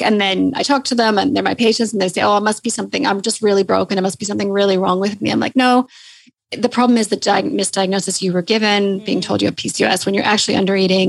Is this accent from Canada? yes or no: yes; Canada; accent: Canadian; moved away as an adult; now in Sydney, Australia; So as you can probably hear from my accent, I'm Canadian.